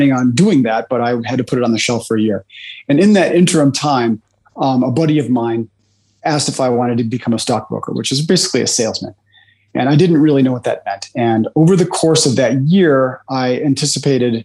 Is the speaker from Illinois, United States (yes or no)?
yes; Chicago, Illinois, United States; I'm from Chicago, Illinois, in the United States